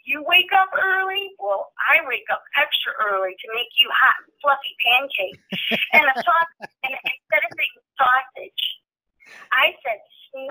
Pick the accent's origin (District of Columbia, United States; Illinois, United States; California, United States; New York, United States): Illinois, United States; Chicago; I'm from, born and raised in Chicago, so this is my hometown.